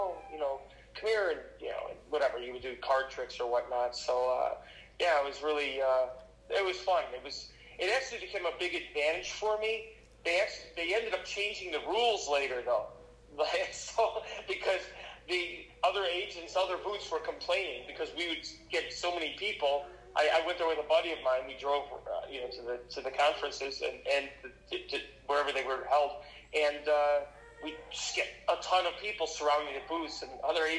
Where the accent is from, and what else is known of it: Chicago, Illinois, United States; also born or lived in Las Vegas / California